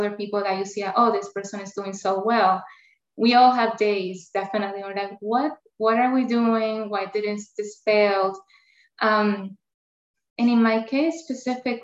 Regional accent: Puerto Rico; first language Spanish; English is a second language; moved away as an adult; now in United States; I have an accent. Not only my accent, because I grew up in Puerto Rico, Spanish is my first language

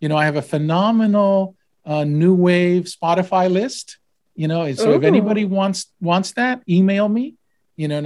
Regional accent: Texas, United States; also born or lived in Puerto Rico / Boston, Massachusetts; I was born in Puerto Rico. My parents are from Argentina, and I moved to Texas when I was 10 years old. So I'm really more Texan than anything else

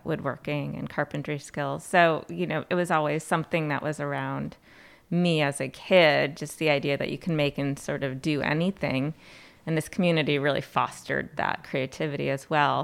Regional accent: Plattsburgh, New York, United States; I was born and raised in Plattsburgh, New York, product of Plattsburgh City Schools

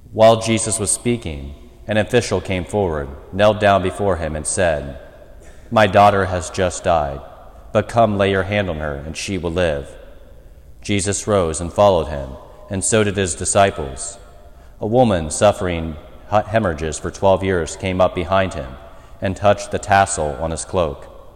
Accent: United States; as an American people, and in particular as American Catholics

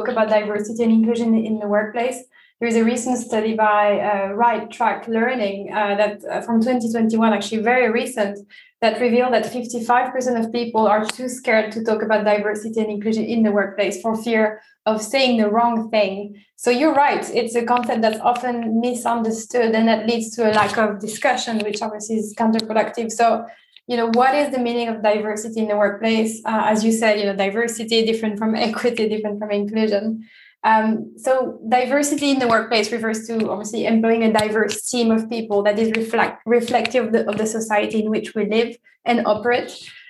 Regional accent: France; moved away as an adult; also born or lived in Italy; now in London, United Kingdom; I was born and bred in France and then I lived in Italy for a few years and now I'm currently living in the UK.

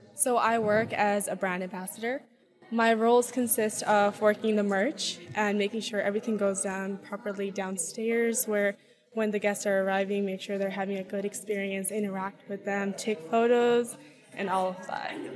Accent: Bay Area, California, United States; I am from the Bay Area, though, but not from San Francisco

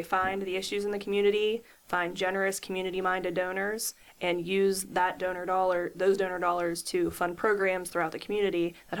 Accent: Wheeling, West Virginia, United States; I was born and raised in Wheeling, West Virginia.

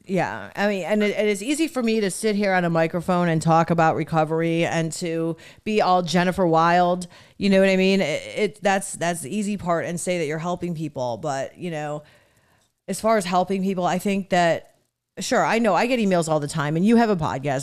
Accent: Cleveland, Ohio, United States; where I grew up in Cleveland

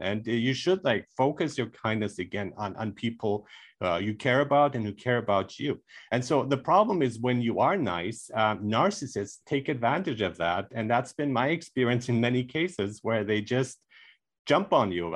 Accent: Germany; moved away; I grew up in Germany where people are more frank

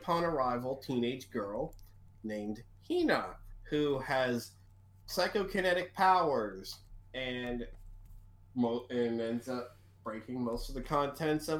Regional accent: Maryland, United States; my home state of Maryland

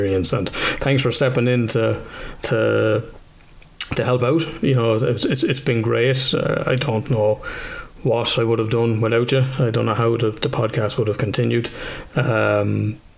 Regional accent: Ireland

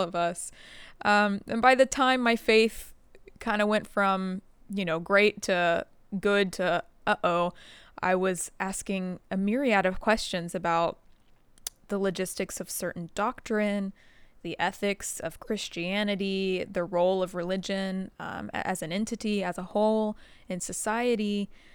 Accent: the Bible Belt, United States; I grew up in the Bible Belt

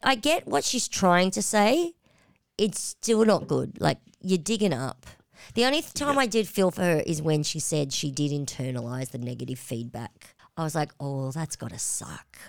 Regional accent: Australia; we're Aussies

